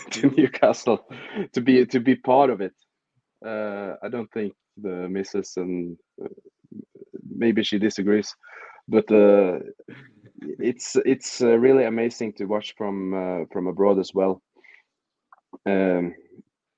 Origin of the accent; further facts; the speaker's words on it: Fredrikstad, Østfold, Norway; I'm from Fredrikstad, which is 1 hour south of Oslo in Norway.